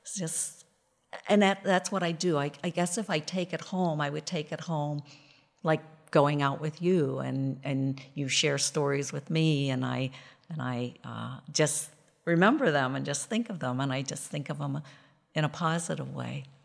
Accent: Western Pennsylvania, United States; I grew up in Western Pennsylvania

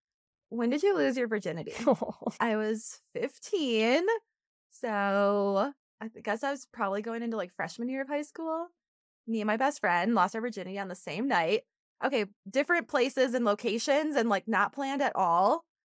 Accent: Wisconsin, United States; In a small town.

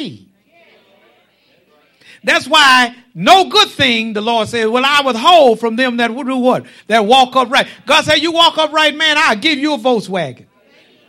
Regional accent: Stony Hill, United States; when I was a child growing up in Stony Hill, and I do be from Stony Hill.

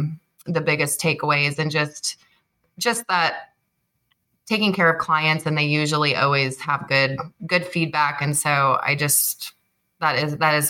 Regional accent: Iowa, United States; now in Arizona, United States; I grew up in a small town in Iowa

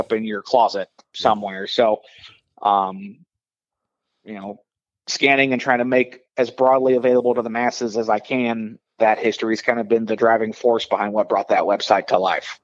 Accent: Southern Illinois, United States; moved away as an adult; also born or lived in Iowa / Charlotte; growing up in Illinois

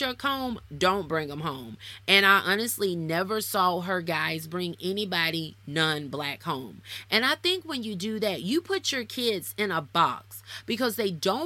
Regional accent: the South, United States; I'm from the South. I'm black

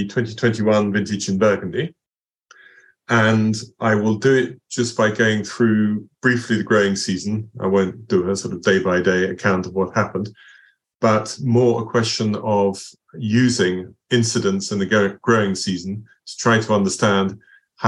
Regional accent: Basingstoke, South East England, United Kingdom; Basingstoke, my hometown

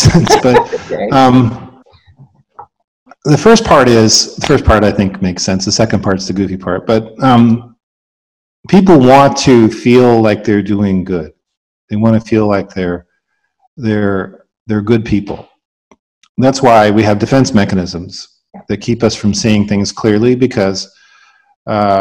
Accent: Canada; moved away as an adult; now in United States; Growing up in Canada and then moving to the States, I moved here in 1993

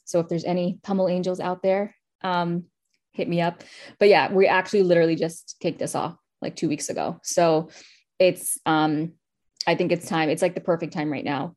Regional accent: New York City, New York, United States; my childhood and, like, growing up in Queens

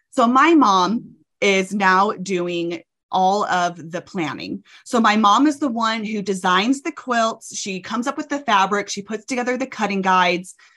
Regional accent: Arkansas, United States; moved away as an adult; now in Utah, United States; I'm from Arkansas. My whole family is in Texas and Arkansas. And I moved out to Utah um, for college and have never left

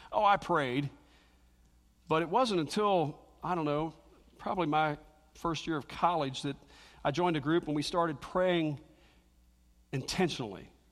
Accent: Cincinnati, Ohio, United States; moved away; growing up in the Baptist church, I lived over in Cincinnati

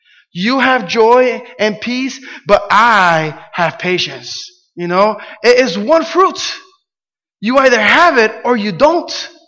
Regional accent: Camden, New Jersey, United States; I had a church where I grew up in Camden, New Jersey.

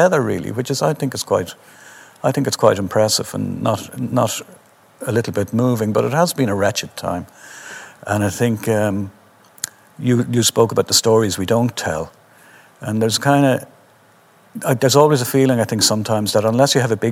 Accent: Dublin, Leinster, Ireland; most of my life I've considered myself a Dubliner who happens to be Irish

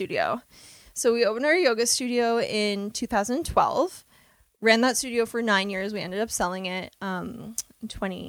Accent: Schomberg, Ontario, Canada; I'm the founder of AZUR Fit. I grew up in Schaumburg, so a really small town. Probably just like 50 minutes north of the city.

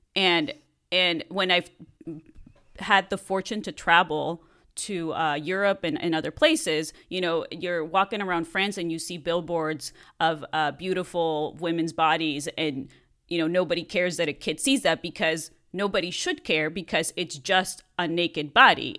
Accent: Mexico; moved away as an adult; now in Los Angeles, United States; I grew up in Mexico and I was there until I was an adult and then I moved to the States.

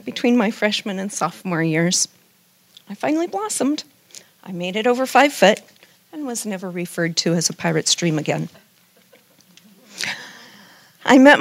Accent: Denver, Colorado, United States; I was raised in Denver, Colorado, in a godly home, a strict Baptist home

